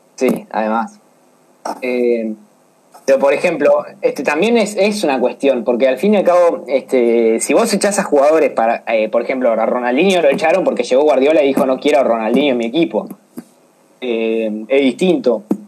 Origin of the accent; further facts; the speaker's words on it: Argentina; como argentinos